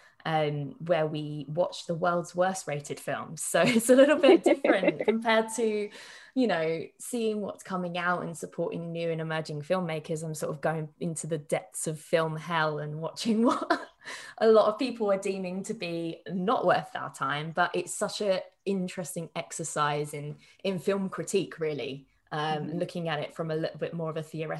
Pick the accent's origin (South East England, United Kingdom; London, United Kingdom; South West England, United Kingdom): London, United Kingdom; I'm from London